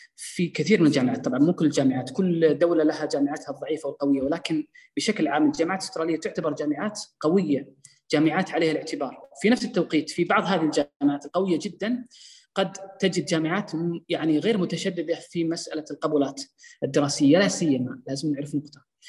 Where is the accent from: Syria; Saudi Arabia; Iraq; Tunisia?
Saudi Arabia; عندنا في السعودية